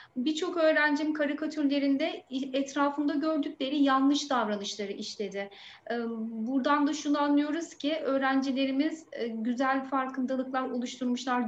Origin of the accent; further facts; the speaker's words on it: Aydın, Turkey; also born or lived in Şanlıurfa; Meslekteki yolculuğuma Şanlıurfa ilinde başlayıp memleketim olan Aydın'da devam ediyorum